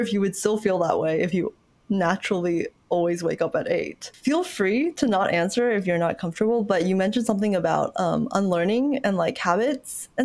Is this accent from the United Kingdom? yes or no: no; Kuala Lumpur, Malaysia; now in United States; I was born in Kuala Lumpur, Malaysia.